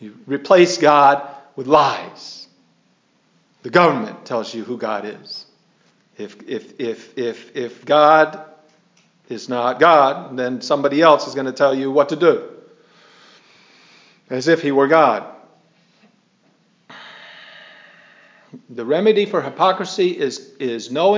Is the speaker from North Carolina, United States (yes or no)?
yes; Wilmington, North Carolina, United States; I was in from Wilmington, North Carolina.